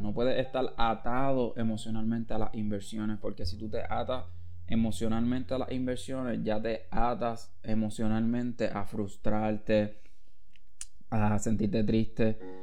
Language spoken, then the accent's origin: Spanish; Caguas, Puerto Rico; de donde yo vengo, de Villa de Castro Cagua